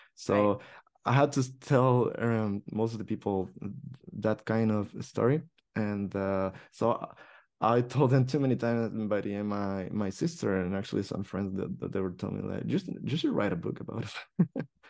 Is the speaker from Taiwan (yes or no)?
no; El Salvador; now in Barcelona, Spain; I was from El Salvador